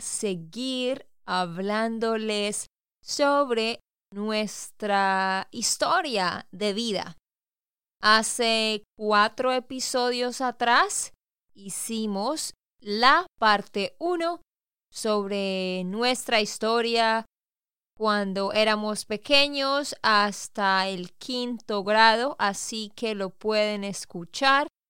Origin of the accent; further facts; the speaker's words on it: Santander, Colombia; also born or lived in Bucaramanga; de Santander, Colombia